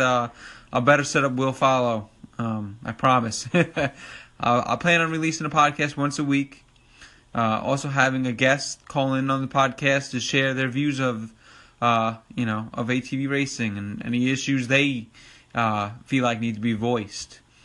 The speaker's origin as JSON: {"language": "English", "area": "Long Island", "region": "New York", "country": "United States", "accent": "New York", "said": "I'm from New York, Long Island to be exact. Uh, as you probably could tell from my New York accent"}